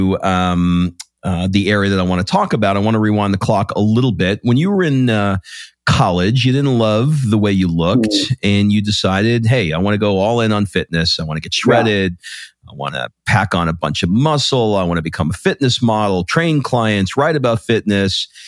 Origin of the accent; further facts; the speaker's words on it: New York City, New York, United States; I grew up in Queens